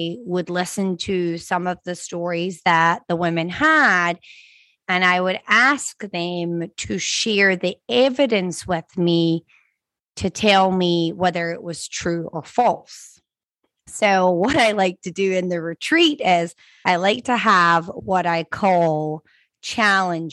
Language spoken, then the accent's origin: English; Scotland, United Kingdom; now in Florida, United States; I'm from Scotland. We don't learn to swim until we're like 15 years old, okay? Whereas now that I live in Florida